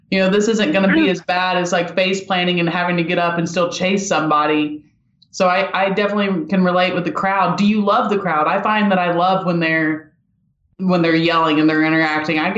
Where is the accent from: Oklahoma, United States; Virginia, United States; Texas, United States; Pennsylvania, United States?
Pennsylvania, United States; Pittsburgh